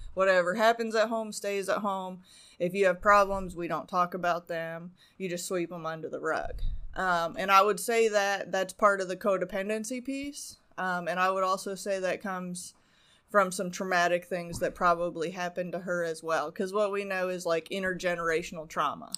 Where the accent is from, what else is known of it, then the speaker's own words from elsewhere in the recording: Arizona, United States; moved away; also born or lived in Canada / Las Vegas; I was born in Canada, but, um, I grew up mostly in Arizona.